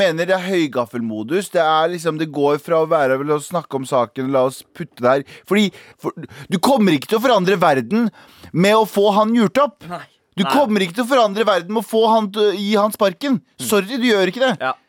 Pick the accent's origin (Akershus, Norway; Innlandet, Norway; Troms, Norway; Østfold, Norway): Østfold, Norway; Mysen; jeg er fra Mysen